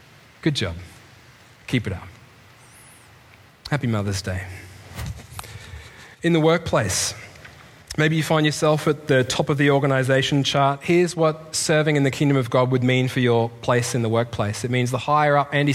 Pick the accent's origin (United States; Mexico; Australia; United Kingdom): Australia; moved away; As an Australian in the Commonwealth